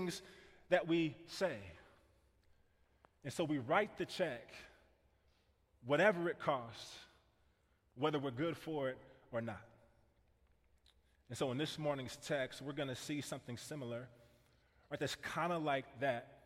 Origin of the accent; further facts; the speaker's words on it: Kansas City, United States; I grew up in Kansas City, and I grew up in this neighborhood